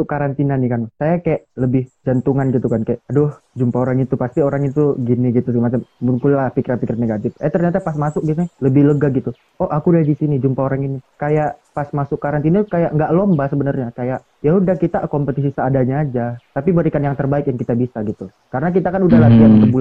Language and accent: Indonesian; Padang Sidempuan, North Sumatra, Indonesia; saya kan dari Sidimpuan hmm. saya pergi ke Siantar gini